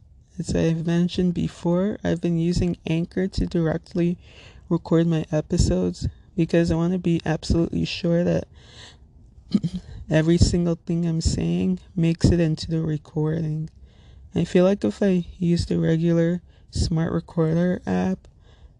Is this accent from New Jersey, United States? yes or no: yes; Little Ferry, New Jersey, United States; I'm from Little Ferry, New Jersey, which if you're not familiar with, it's in Bergen County, neighboring town between Hackensack and Teaneck